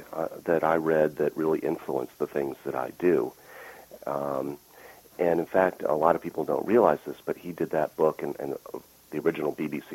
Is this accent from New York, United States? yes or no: yes; Buffalo, New York, United States; I grew up outside of Buffalo, not that far from Love Canal.